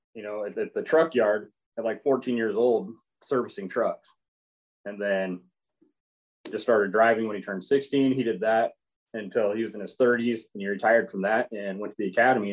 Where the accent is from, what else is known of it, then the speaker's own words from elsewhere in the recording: Crescent City, California, United States; also born or lived in Susanville, California; coming back to Pelican Bay, it it was home. This is where you know the, the community I was raised in.